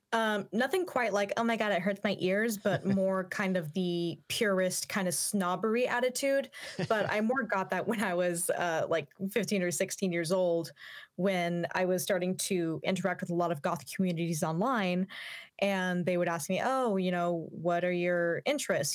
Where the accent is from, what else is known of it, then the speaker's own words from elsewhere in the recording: Yakima, Washington, United States; I grew up in the Yakima area, which was literally devoid of any kind of goth scene whatsoever.